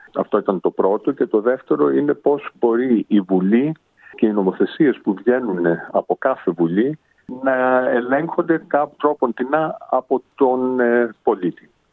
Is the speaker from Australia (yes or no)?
yes; Sydney, New South Wales, Australia; moved away as an adult; also born or lived in Hong Kong / Paris / London; είμαι γεννημένος ε, και μεγαλωμένος στο Σίδνεϊ Αυστραλίας από Έλληνες γονείς ε, από την Πάτρα